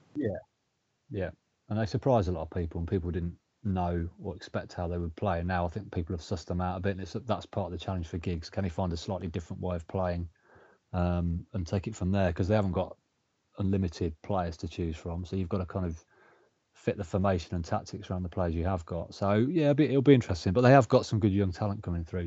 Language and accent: English; Coventry, West Midlands, United Kingdom; Born and, born and bred in Coventry